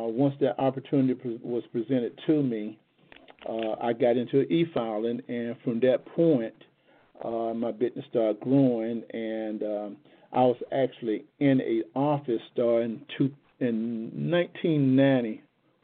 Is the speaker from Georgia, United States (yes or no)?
yes; Macon, Georgia, United States; I'm from Macon, Georgia